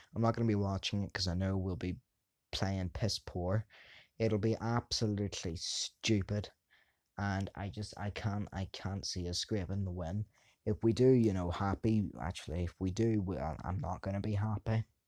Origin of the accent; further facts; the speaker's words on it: England, United Kingdom; I am English.